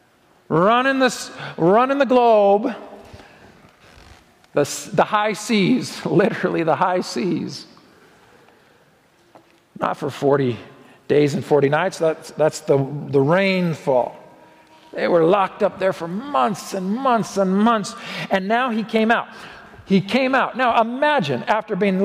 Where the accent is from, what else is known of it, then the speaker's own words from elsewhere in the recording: Oregon, United States; now in Colorado, United States; my home state of Oregon